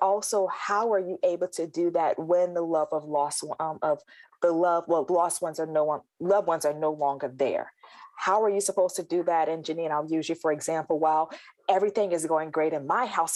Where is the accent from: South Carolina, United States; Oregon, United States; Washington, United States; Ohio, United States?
South Carolina, United States; I think back to my holidays growing up, and I'm originally from South Carolina